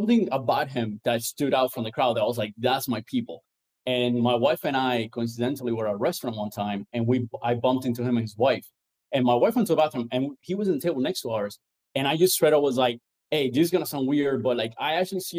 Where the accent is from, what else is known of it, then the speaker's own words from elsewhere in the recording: Cuba; moved away; also born or lived in Venezuela; I grew up in Cuba and a little bit in Venezuela.